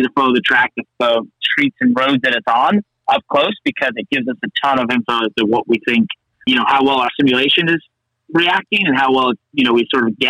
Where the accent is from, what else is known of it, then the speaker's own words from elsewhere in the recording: United States; where I grew up in Connecticut, New York